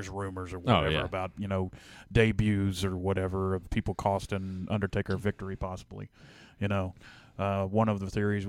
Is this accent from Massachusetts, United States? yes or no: no; Memphis, Tennessee, United States; when we were, like, you know, 13 and 14 and growing up in Memphis